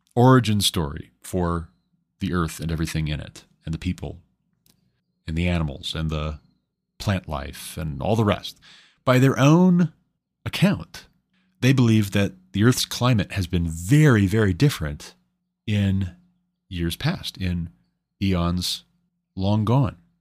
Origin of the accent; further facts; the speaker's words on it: United States; I'm an American